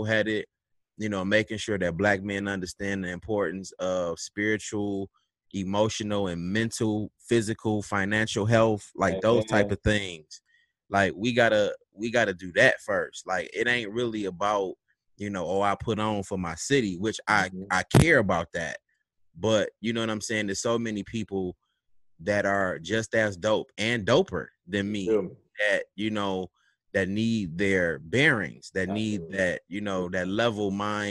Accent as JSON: {"language": "English", "town": "Detroit", "region": "Michigan", "country": "United States", "tie": "born or raised there", "said": "I represent Detroit. I'm from the West Side, 7 Mile"}